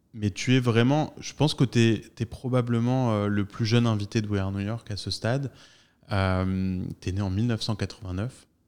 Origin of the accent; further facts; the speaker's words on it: France; nous les Français